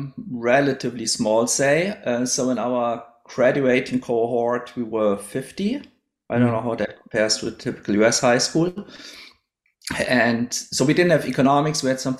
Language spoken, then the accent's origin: English; Idar-Oberstein, Rhineland-Palatinate, Germany; now in Australia; I grew up in a town called Idar-Oberstein, which nowadays has 25,000 inhabitants or so. It's in the west of Germany, not too far from the French and the Luxembourg border.